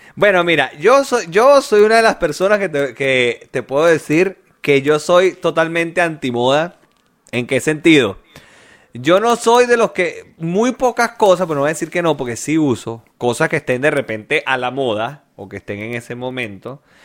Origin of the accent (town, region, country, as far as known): Chile